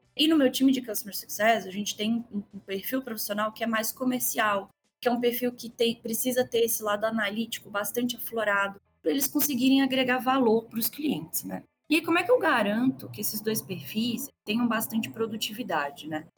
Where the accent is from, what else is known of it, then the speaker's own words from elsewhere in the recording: Belo Horizonte, Minas Gerais, Brazil; accent: mineiro; Se meu sotaque não tiver entregado ainda, eu sou mineirinha, né, lá de BH.